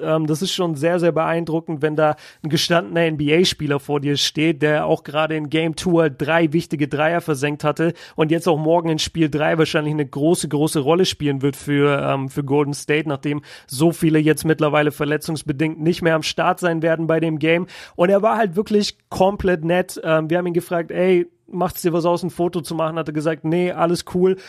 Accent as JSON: {"language": "German", "country": "Germany", "said": "aus Deutschland"}